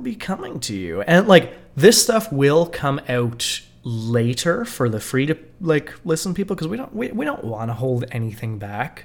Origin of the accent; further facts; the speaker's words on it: Canada; we as good Canadian